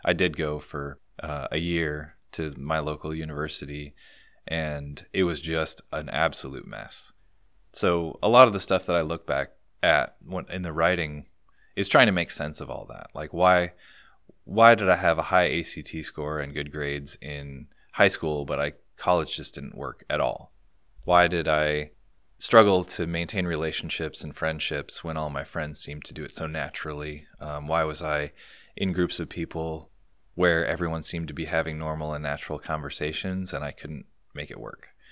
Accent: Ames, Iowa, United States; moved away as an adult; I'm from Ames, Iowa originally

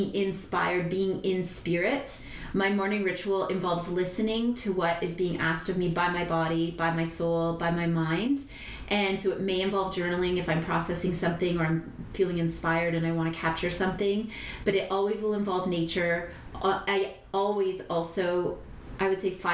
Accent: Sault Ste. Marie, Ontario, Canada; now in Costa Rica; Sault Ste. Marie is the town I grew up

